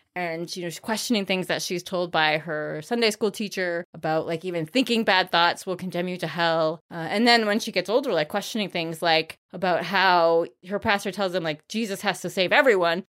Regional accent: Maine, United States; moved away as an adult; also born or lived in New Hampshire; I grew up in Maine

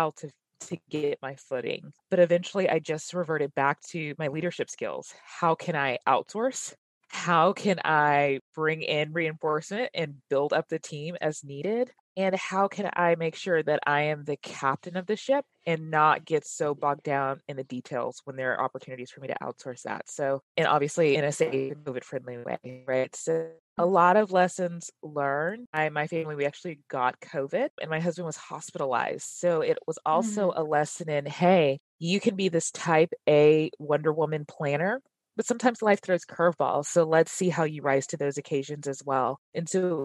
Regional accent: Dallas, Texas, United States; I'm originally from Dallas and I live here today with my husband, Mike

